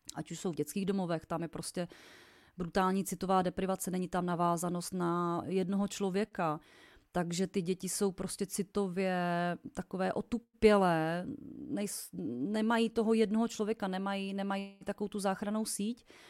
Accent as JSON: {"language": "Czech", "region": "Vysočina Region", "country": "Czechia", "said": "u nás na Vysočině"}